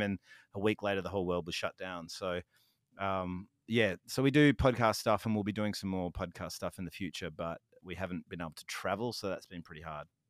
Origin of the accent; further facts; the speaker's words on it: Fremantle, Western Australia, Australia; my hometown